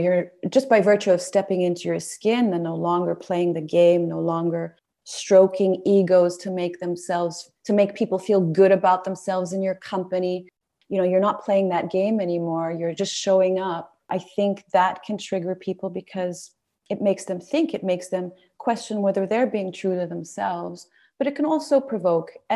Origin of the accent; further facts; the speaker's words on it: Saudi Arabia; Being a woman of Middle Eastern heritage, growing up in Saudi Arabia